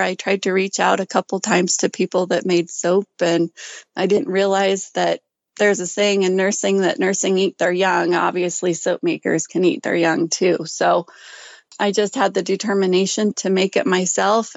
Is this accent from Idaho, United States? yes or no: yes; Ashton, Idaho, United States; now in Gooding, United States; I was raised in Ashton, Idaho